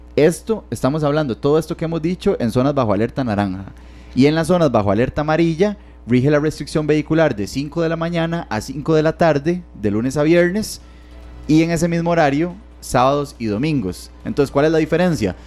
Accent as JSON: {"language": "Spanish", "town": "Barva", "region": "Heredia", "country": "Costa Rica", "said": "yo, que soy de Heredia, ¿verdad? Entonces, de Barba específicamente"}